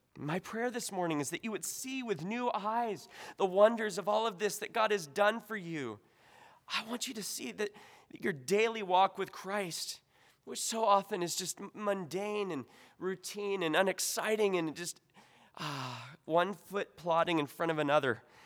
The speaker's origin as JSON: {"language": "English", "country": "United States", "said": "as an American"}